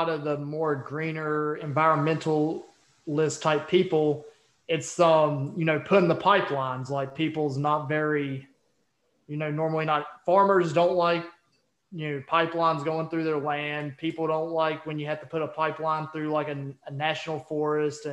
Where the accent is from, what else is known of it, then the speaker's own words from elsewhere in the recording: West Virginia, United States; now in Virginia, United States; I live in Virginia, and literally, you know, 10 minutes from where I live. And we're also from West Virginia